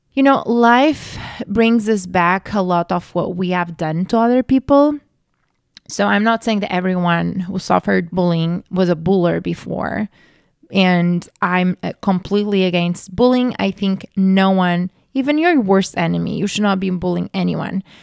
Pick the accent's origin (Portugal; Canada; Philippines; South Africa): Portugal; I grew up Catholic in Portugal